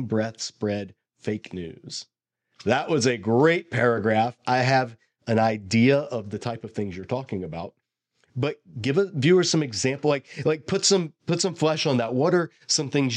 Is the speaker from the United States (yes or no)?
yes; Bible Belt, the South, United States; I sort of was growing up in the South in the Bible Belt